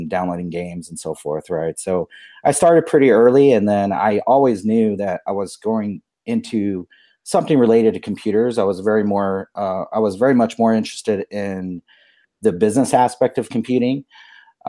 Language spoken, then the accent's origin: English; Albuquerque, New Mexico, United States; I grew up here in Albuquerque, New Mexico